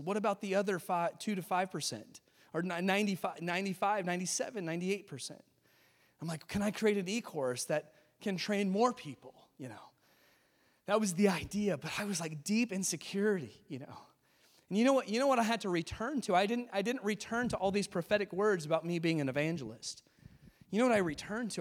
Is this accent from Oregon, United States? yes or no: no; California, United States; moved away; I grew up in California